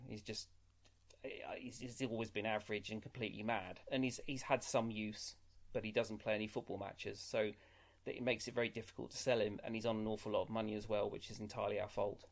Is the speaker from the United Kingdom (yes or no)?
yes; England, United Kingdom; I've lived my life as an Englishman